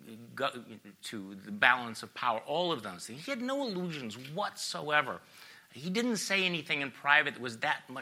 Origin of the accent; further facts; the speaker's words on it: Wisconsin, United States; I'm from Wisconsin